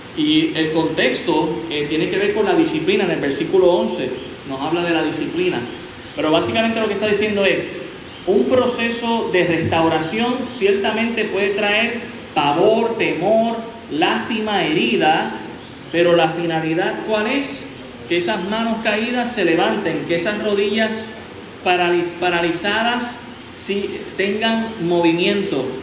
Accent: Puerto Rico

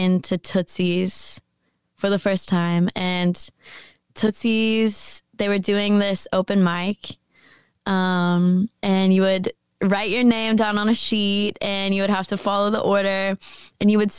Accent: Jackson, Tennessee, United States; also born or lived in San Francisco, California; now in Nashville, United States; Jackson is a very small town. But I lived there. I basically grew up there

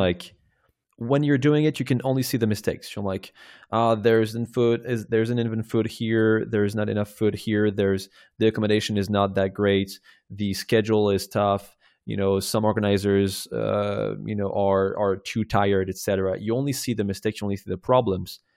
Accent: Rennes, Brittany, France; my hometown in Rennes

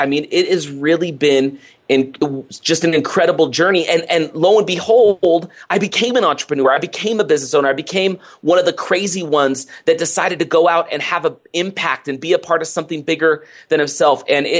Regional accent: Oakland, California, United States; I grew up in Oakland, California. Grew up Oakland, not having a lot growing up.

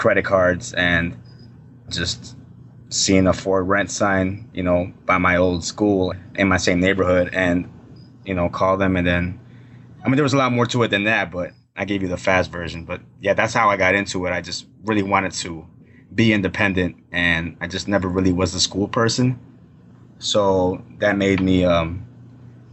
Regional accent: Chicago, Illinois, United States; I grew up in the north side of Chicago.

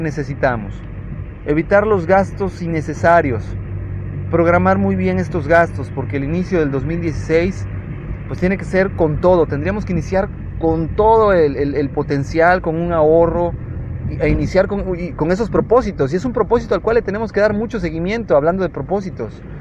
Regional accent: Mexico

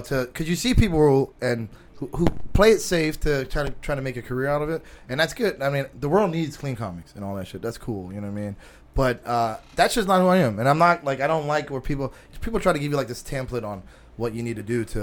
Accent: Philadelphia, Pennsylvania, United States; I grew up in North Philly

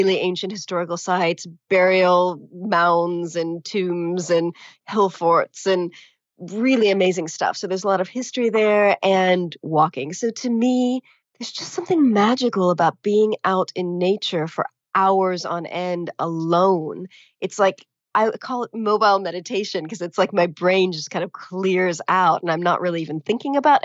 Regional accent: California, United States; moved away as an adult; also born or lived in Latin America; now in England, United Kingdom; I grew up in California, really close to a state park

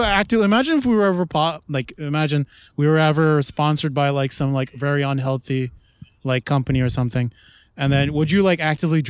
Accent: Canada; we're Canadian

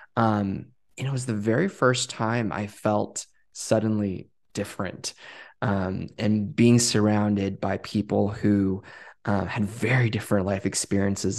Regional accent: Westminster, California, United States; moved away as an adult; also born or lived in Boston area; I grew up in Westminster and then I went to school in the Northeast. um, and moved to the Boston area for seven years.

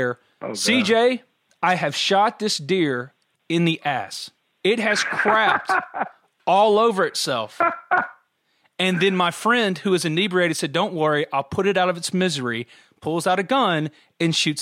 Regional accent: New Albany, Mississippi, United States; I grew up in New Albany, Mississippi

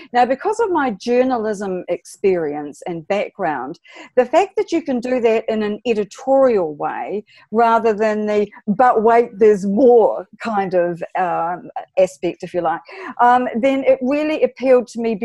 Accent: New Zealand; I'm from New Zealand

